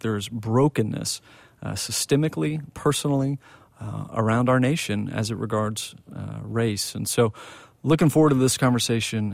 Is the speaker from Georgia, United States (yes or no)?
no; Plano, Texas, United States; I grew up in Plano, Texas